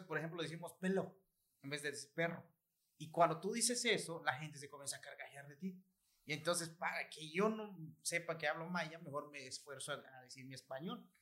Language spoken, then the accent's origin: Spanish; Nunkiní, Campeche, Mexico; Soy de Nunquini